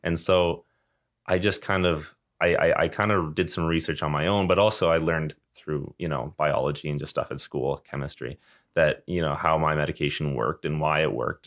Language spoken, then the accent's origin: English; Calgary, Alberta, Canada; I came from Calgary